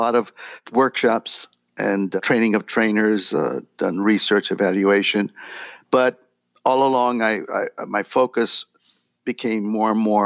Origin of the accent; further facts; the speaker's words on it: Laredo, Texas, United States; moved away as an adult; also born or lived in Del Rio, Texas; now in San Antonio, United States; I grew up in Laredo, a border town, border with Mexico.